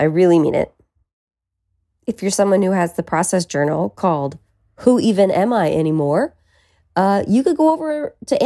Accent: Petaluma, California, United States; now in Los Angeles, United States; be all the way in Petaluma, California. That's my hometown

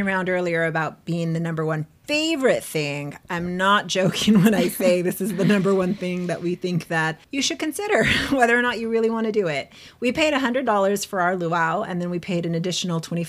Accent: San Diego, California, United States; we are from San Diego.

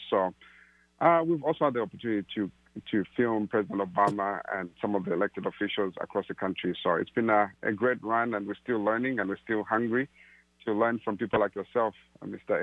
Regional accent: Zambia; moved away as an adult; also born or lived in Malawi; now in Seattle, United States; I grew up in Zambia and uh, originally from Malawi

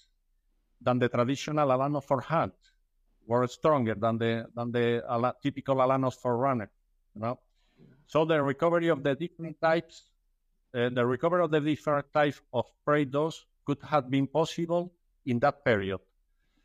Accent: Seville, Andalusia, Spain; I'm from Sevilla, a beautiful city in South Spain.

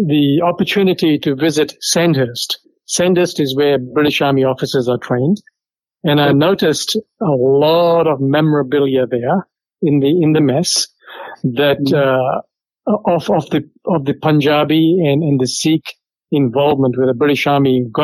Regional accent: Fiji; now in Australia; I was born in Fiji

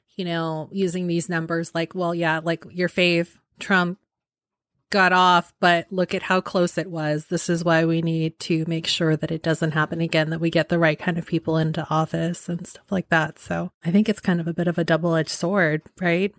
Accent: San Francisco Bay Area, California, United States; growing up in the San Francisco Bay Area, which is very liberal

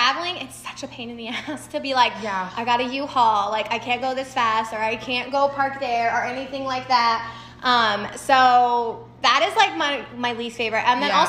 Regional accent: Texas, United States; I'm from Texas and speed limits are 80.

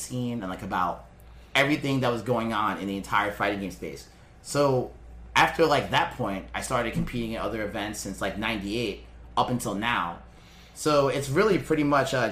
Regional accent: New York City, New York, United States; I was always born and raised in New York City.

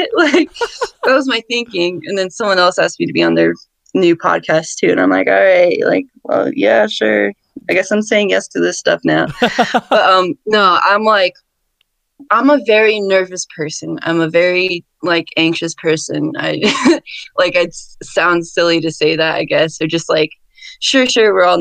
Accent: Connecticut, United States; now in Albuquerque, United States; I grew up in Connecticut

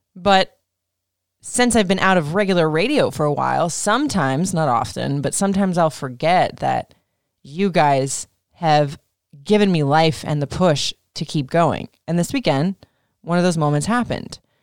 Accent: Florida, United States; I was traumatized as a kid growing up in Florida

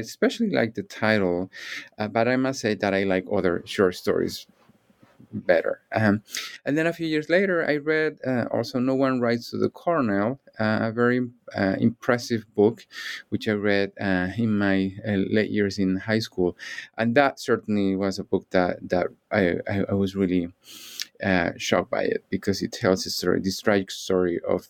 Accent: Canary Islands, Spain; English is a second language; moved away as an adult; also born or lived in Chicago / Cambridge, Massachusetts; I'm originally from the Canary Islands in Spain.

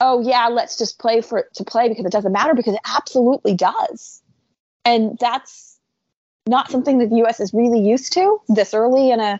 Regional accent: United States; being American

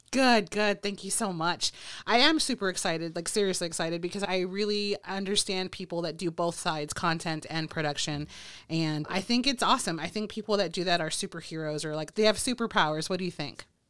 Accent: Texas, United States; I'm a Texas girl

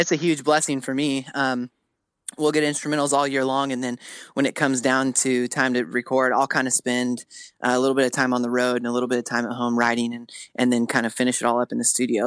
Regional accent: Spokane, Washington, United States; moved away; I'm from the Northwest

